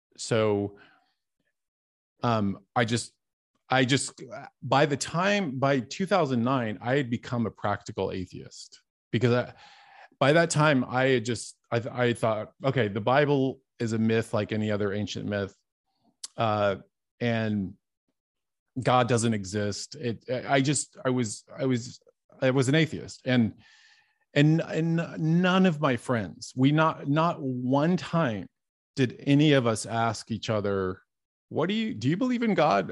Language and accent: English; Dallas, Texas, United States; moved away; also born or lived in Hollywood; I grew up in Dallas, Texas, and I was the youngest of eight kids.